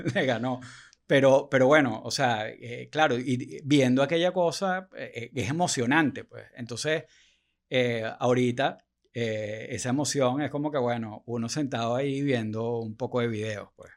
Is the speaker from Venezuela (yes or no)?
yes; Venezuela; uno como venezolano